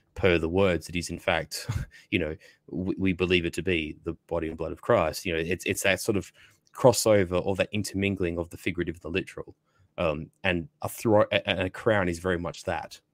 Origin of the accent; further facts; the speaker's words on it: Australia; I'm sort of British by a sort of extension, being an Australian